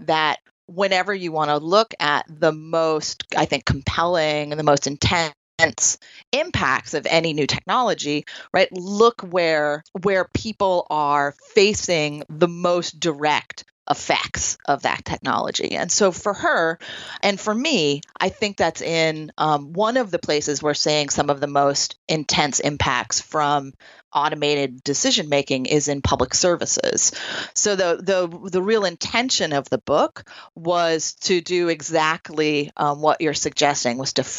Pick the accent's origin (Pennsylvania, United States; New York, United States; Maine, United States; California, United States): New York, United States; Troy; one of the places that I did that work was a residential YWCA here in my hometown of Troy, New York